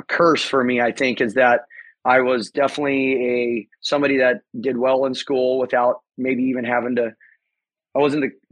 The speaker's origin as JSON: {"language": "English", "town": "Temecula", "region": "California", "country": "United States", "tie": "born or raised there", "said": "I grew up here in Southern California, Temecula, to be specific, Temecula Valley"}